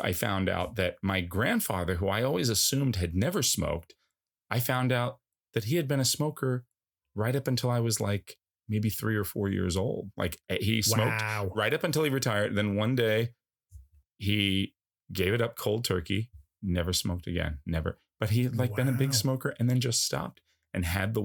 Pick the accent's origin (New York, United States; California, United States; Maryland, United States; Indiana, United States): New York, United States; Commack; also born or lived in Huntington, New York / East Northport, New York; I'm from Comac